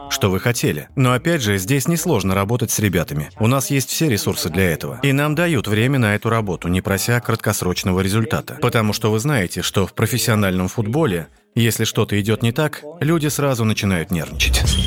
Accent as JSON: {"language": "Russian", "region": "Catalonia", "country": "Spain", "also_born_or_lived": "Barcelona", "moved": "as an adult", "lives_now": "China", "said": "Я из Каталонии"}